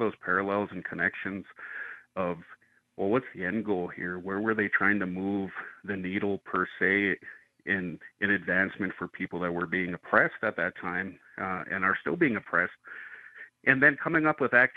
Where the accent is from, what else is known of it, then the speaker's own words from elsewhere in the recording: Northern Plains, United States; now in Albuquerque, United States; I come from the Northern Plains area